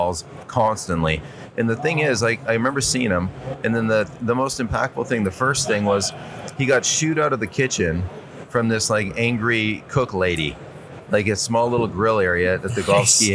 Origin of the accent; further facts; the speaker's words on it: Toronto, Ontario, Canada; I grew up in Ontario, Southern Ontario, Toronto area